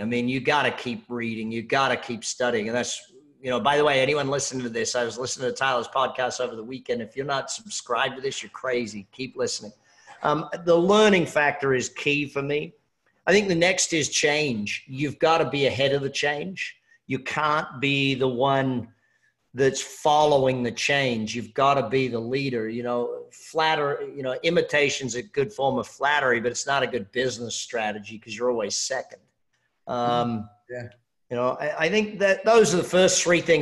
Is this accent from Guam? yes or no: no; Australia; I'm Australian